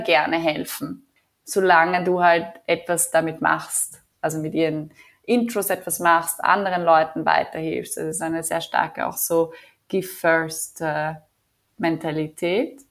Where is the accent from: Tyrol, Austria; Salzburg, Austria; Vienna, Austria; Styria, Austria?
Vienna, Austria; moved away as an adult; also born or lived in New Delhi / Mumbai / Berlin; now in Tel Aviv, Israel; ich bin gebürtige Wienerin, äh, lebe jetzt aber schon seit fast vier Jahren in Israel